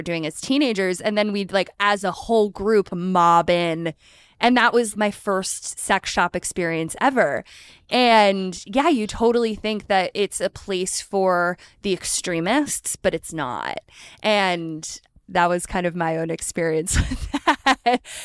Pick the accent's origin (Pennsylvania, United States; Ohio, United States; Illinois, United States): Pennsylvania, United States; right outside of Philadelphia; I grew up right outside of Philadelphia